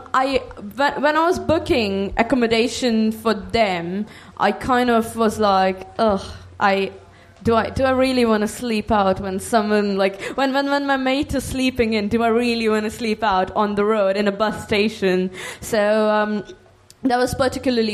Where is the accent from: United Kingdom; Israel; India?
India; I am Indian